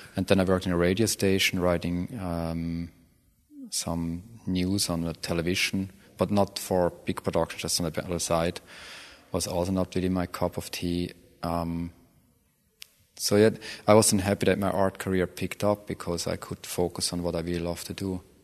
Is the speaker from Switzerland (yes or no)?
yes; Switzerland; moved away; growing up in Switzerland for sure, country club of the planet